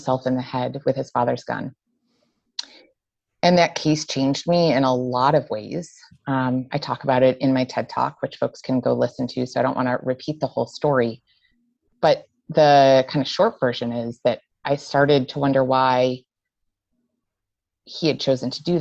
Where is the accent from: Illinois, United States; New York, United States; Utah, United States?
New York, United States; Buffalo; moved away as an adult; also born or lived in Syracuse, New York; now in Rhode Island, United States; I'm born and raised in Western New York, born in Syracuse, raised in Buffalo